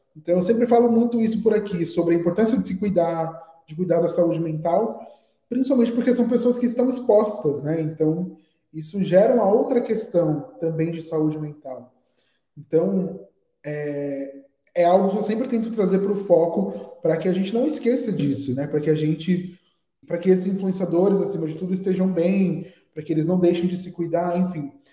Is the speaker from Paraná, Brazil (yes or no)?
no; Guarulhos, São Paulo, Brazil; nascido aqui em São Paulo mesmo. É, cresci em Guarulhos, que é uma cidade vizinha